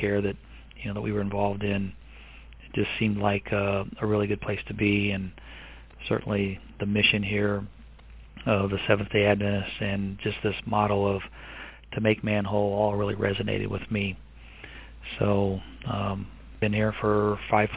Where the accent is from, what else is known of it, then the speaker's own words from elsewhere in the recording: Evansville, Indiana, United States; moved away; my hometown in Evansville, Indiana